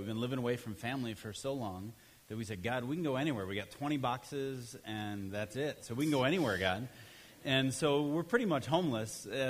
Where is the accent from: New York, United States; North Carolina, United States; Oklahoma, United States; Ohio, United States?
Ohio, United States; also born or lived in Chicago / Oregon / Swaziland; now in Utah, United States; I grew up in Ohio